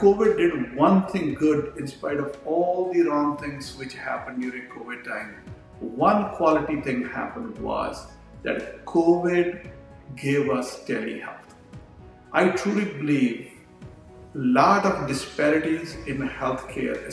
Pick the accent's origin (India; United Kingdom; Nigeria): India; moved away as an adult; also born or lived in New York; I'm a physician from India.